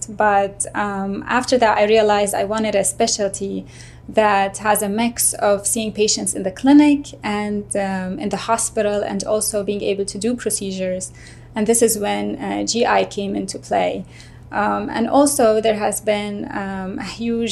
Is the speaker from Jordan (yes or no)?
yes; Amman, Amman Governorate, Jordan; moved away as an adult; also born or lived in Columbia, Missouri / Nebraska / Cleveland, Ohio; now in Jackson, United States; I grew up in Amman, Jordan, and this is where I did my medical school